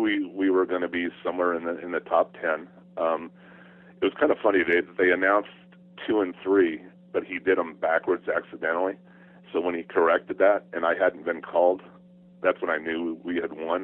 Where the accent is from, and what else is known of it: California, United States; born or raised there; also born or lived in Arizona